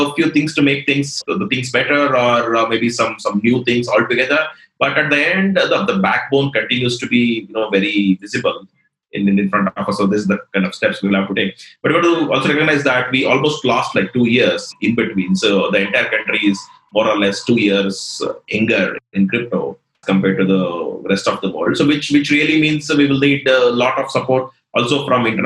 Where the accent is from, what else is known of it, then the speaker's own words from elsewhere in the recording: India; if we being Indian